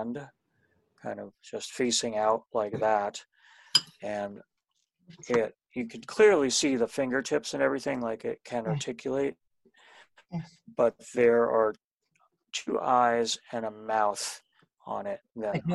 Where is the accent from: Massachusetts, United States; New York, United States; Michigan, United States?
New York, United States; Poughkeepsie; now in New Paltz, United States; I grew up in Poughkeepsie